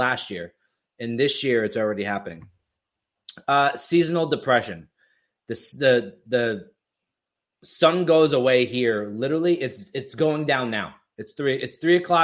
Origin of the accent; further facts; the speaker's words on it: Florida, United States; moved away; I grew up here and then I moved to Florida when I was 10. And I lived there until after college.